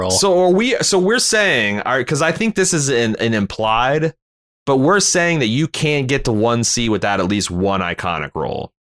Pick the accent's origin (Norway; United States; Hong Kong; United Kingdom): Hong Kong; born there; since I was born in Hong Kong. Yeah, yeah, nineteen seventy.